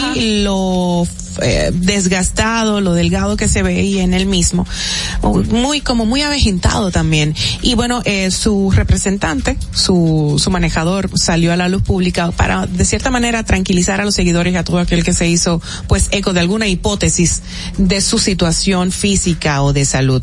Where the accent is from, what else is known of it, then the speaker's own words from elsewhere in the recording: Dominican Republic; como buenos dominicanos.